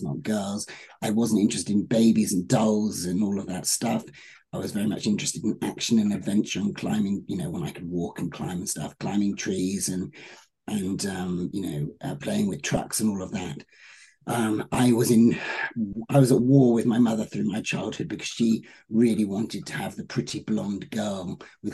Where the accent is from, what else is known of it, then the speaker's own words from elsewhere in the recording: United Kingdom; now in Los Angeles, United States; As a Brit